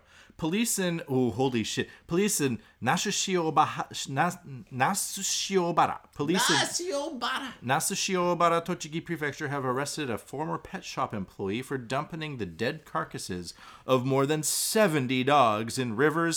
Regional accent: Canada; now in Japan; I'm Canadian.

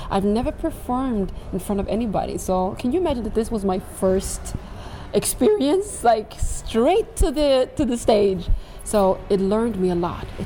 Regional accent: Västmanland, Sweden; also born or lived in Morocco; Like I am from Morocco uh, originally, like uh, born and raised in Sweden, but so I am from the Atlas Mountains of Morocco

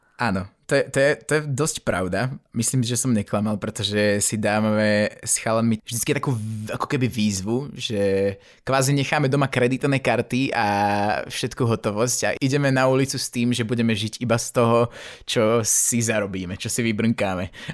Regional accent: Slovakia; doma na Slovensku

